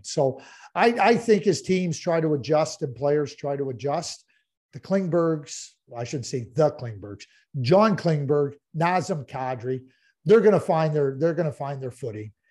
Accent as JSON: {"language": "English", "town": "Montreal", "region": "Quebec", "country": "Canada", "tie": "born or raised there", "said": "I grew up in Montreal, and I grew up in a fantastic community"}